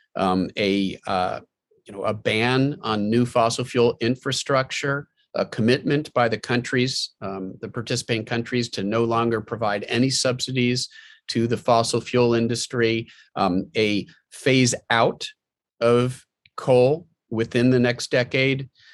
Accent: Pennsylvania, United States; my home state of Pennsylvania

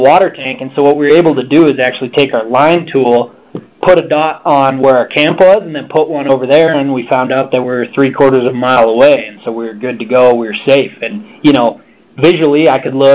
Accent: Missoula, Montana, United States; I'm from Western Montana, Missoula, Montana, where our headquarters is actually

